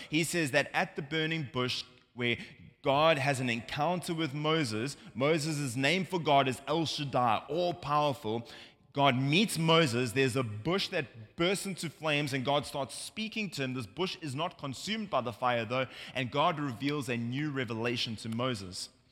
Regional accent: South Africa; now in United States; as you can hear from my accent, uh, we're not from America. Uh, we're from South Africa

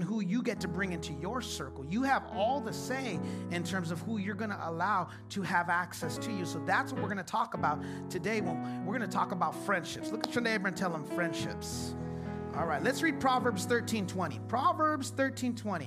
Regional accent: Chula Vista, California, United States; also born or lived in San Diego; I grew up in Chula Vista. I am a Chula Vista kid

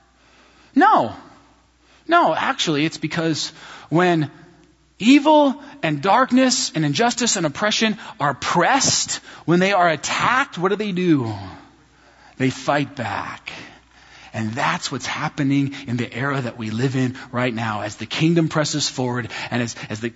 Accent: United States; American Christians

